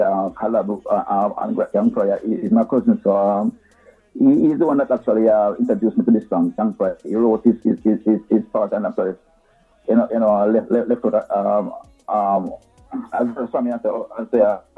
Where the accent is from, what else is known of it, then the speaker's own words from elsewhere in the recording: Saint Mary Parish, Jamaica; moved away as an adult; now in Kingston, Jamaica; I grew up in St. Mary, you know, went to what the primary school